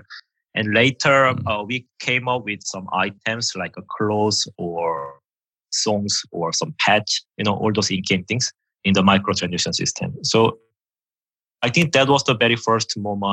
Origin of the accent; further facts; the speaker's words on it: South Korea; English is a second language; moved away as an adult; also born or lived in United Kingdom; now in Finland; I came from Korea.